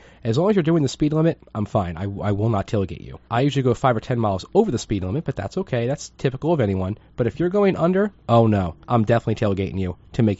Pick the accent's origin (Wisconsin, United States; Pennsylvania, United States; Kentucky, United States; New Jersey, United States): New Jersey, United States; Well, I'm from Jersey and so are you.